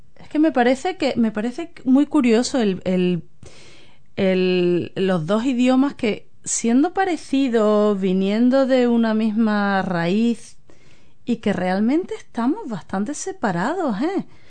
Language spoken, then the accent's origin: Spanish; Spain; now in New Zealand; yo soy española